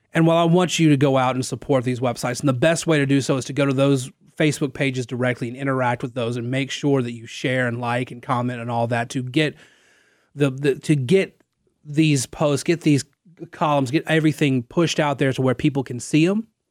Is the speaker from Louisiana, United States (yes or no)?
yes; North Central Louisiana, United States; now in Lafayette, United States; I'm not from here. I'm from North, or, well, North Central, Louisiana.